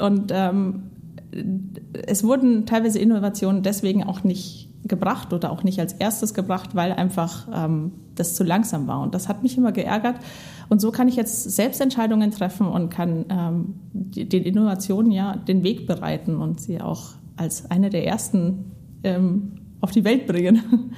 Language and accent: German; Bavaria, Germany; moved away as an adult; now in Schleswig, Germany; ich bin ähm, in Bayern groß geworden